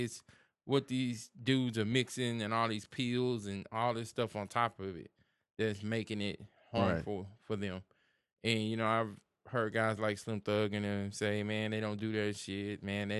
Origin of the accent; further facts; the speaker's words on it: Houston, Texas, United States; We're from Houston. We know the drink culture.